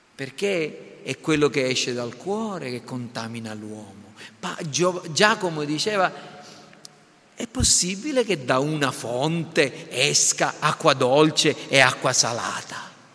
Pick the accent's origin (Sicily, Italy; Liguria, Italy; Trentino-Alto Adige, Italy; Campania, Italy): Sicily, Italy; da siciliani